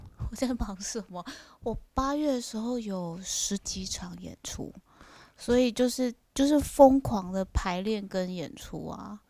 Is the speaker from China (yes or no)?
no; southern Taiwan, Taiwan; 南部我们都透天房子